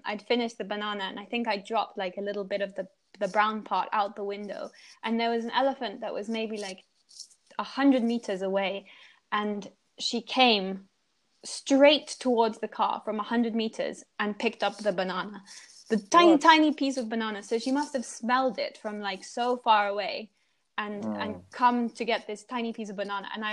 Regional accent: Kenya; also born or lived in Amboseli / Nairobi; I was born and raised in Kenya.

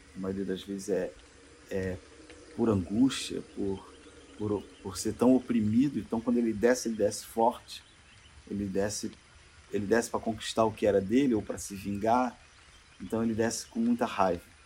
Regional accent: Rio de Janeiro, Brazil; perigoso que perigoso é onde eu estou, de onde eu venho

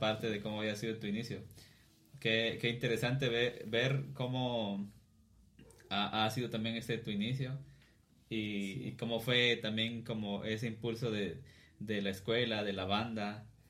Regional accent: Cuilapa, Santa Rosa, Guatemala; los tres seamos de acá

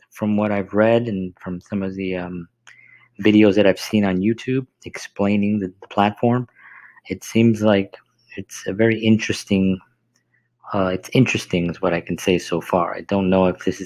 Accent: New York City, New York, United States; growing up in the South Bronx, being Puerto Rican

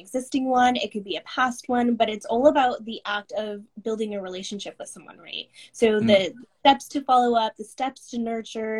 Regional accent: Seattle, Washington, United States; I'm from Seattle

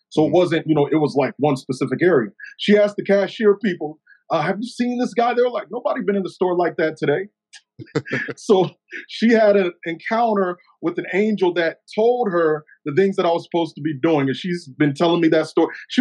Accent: Pensacola, Florida, United States; also born or lived in Milton, Florida; now in Chicago, United States; I'm from Pensacola, Florida. I live in the Chicagoland area right now. Pensacola, Florida. Grew up in a little church in Milton, Florida

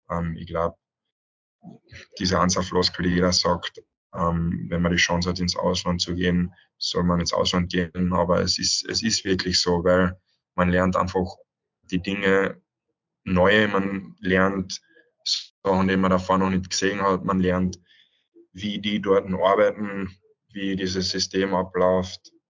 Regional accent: Villach, Carinthia, Austria; Und natürlich in Villach, wo ich eigentlich wirklich aufgewachsen bin in der Halle, so viel Stunden verbracht habe

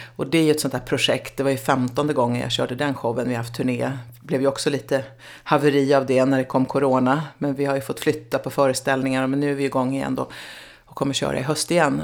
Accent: Nyköping, Södermanland, Sweden; jag är uppvuxen i Nyköping

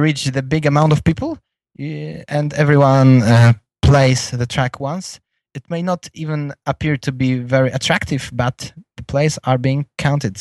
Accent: Poland; English is a second language; in my home country in the city of Gdańsk

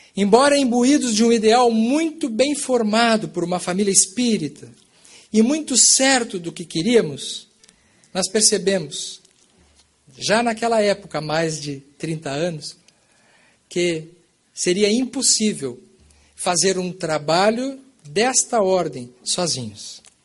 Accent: Bagé, Rio Grande do Sul, Brazil; moved away as an adult; now in Pelotas, Brazil; Quando eu nasci, eu já nasci numa família espírita no Brasil, no sul do Brasil, na cidade de Bagé, no Rio Grande do Sul, fronteira com o Uruguai

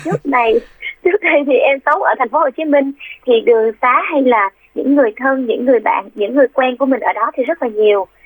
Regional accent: Vung Tau, Ba Ria-Vung Tau, Vietnam; moved away; vũng tàu là quê của

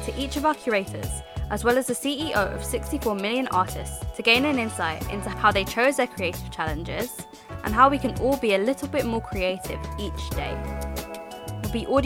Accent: London, United Kingdom; I'm 21 years old, I'm from London

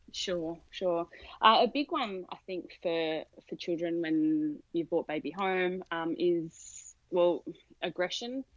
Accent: Australia; moved away as an adult; now in San Diego, United States; from the accent, you'd pick that I'm from Australia originally

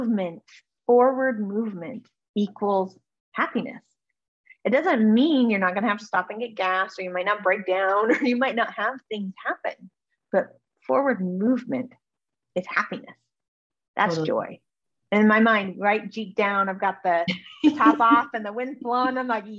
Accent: Alaska, United States; born there; Yeah, actually I was born in Alaska, so.

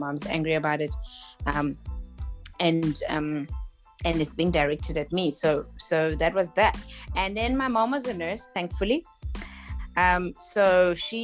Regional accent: South Africa; I am from South Africa

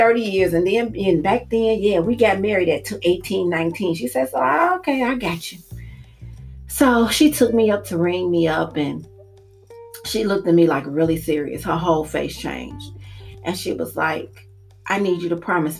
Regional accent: Maywood, Illinois, United States; I'm from Maywood

